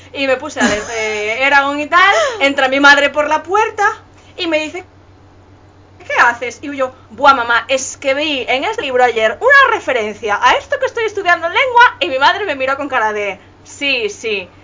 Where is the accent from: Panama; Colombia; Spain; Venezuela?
Spain; Galicia; yo soy de Galicia